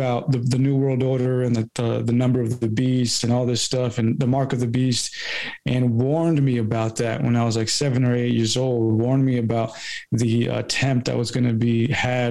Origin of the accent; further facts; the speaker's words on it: California, United States; moved away; as an American person here in California, or when I was living in California